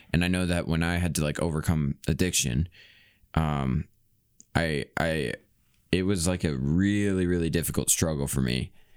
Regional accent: Iowa, United States; I'm from Iowa, though I'm not from farm area

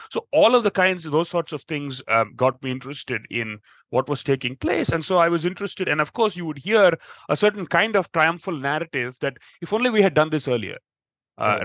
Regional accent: United States; growing up in the us

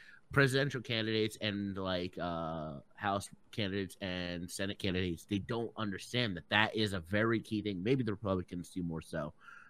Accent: Ireland; I'm from Ireland.

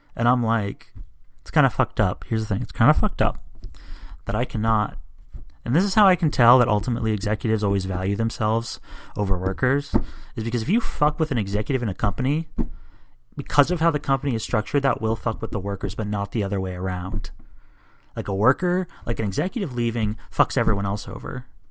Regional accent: United States; I'm an American

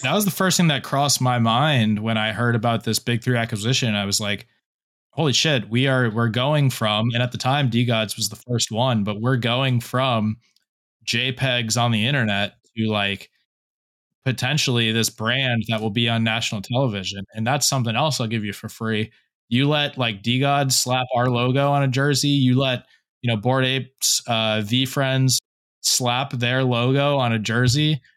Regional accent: South Florida, United States; also born or lived in Fort Lauderdale; now in Charleston, United States; I'm in, I'm in uh, Charleston right now, but I'm originally from South Florida

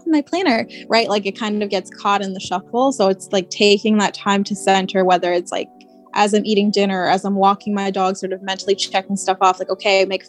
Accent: Pennsylvania, United States; now in New York City, United States; I grew up in Pennsylvania

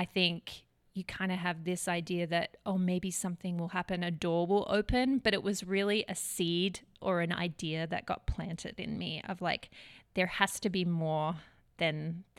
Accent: Melbourne, Victoria, Australia; now in Redding, United States; I'm from Melbourne, Australia. My brothers would probably give me crap that my accent has changed. I've been here 7 years, in the States 7 years. So yeah, I'm originally from Melbourne.

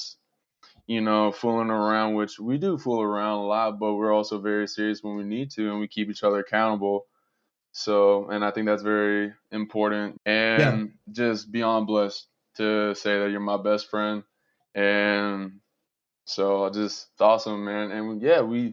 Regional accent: Georgia, United States; So I was born and raised here in Georgia

